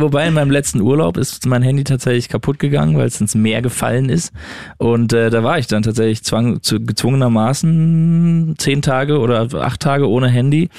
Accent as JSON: {"language": "German", "town": "Düsseldorf", "region": "North Rhine-Westphalia", "country": "Germany", "tie": "born or raised there", "moved": "yes", "said": "in der Heimat, wo ich herkomme, in Düsseldorf"}